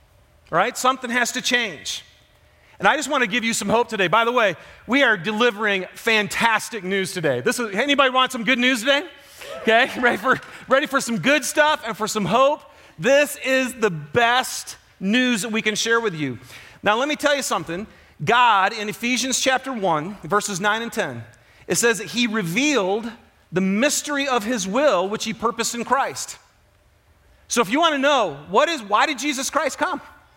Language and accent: English; Michigan, United States; So for those of you who don't know me, I'm from Michigan, huge football fan